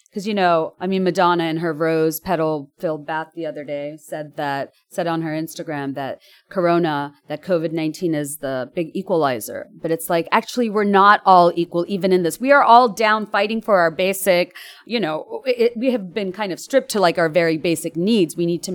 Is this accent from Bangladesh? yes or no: yes; Dhaka, Dhaka Division, Bangladesh; I grew up in Dhaka, Bangladesh